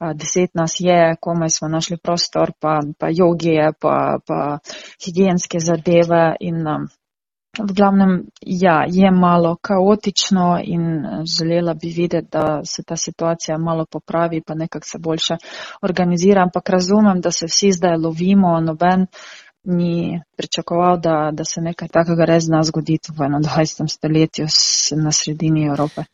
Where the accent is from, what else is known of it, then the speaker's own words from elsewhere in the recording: Ukraine; now in Slovenia; смо сами украинцы, которые живем тукай в Словении